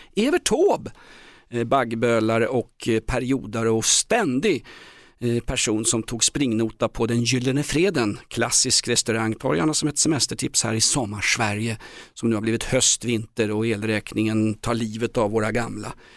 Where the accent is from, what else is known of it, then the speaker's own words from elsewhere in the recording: Stockholm, Stockholm County, Sweden; som gammal stockholmare